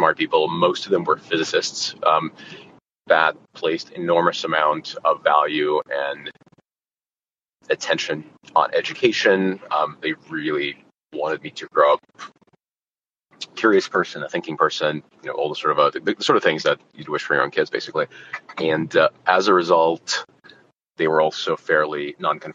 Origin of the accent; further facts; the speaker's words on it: Kyiv, Ukraine; English is a second language; now in United States; I grew up in Kiev